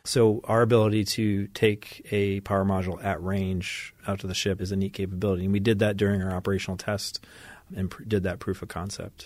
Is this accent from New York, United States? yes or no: yes; Ithaca, New York, United States; moved away as an adult; also born or lived in Japan; now in San Diego, United States; I'm originally from upstate New York, uh, Ithaca, New York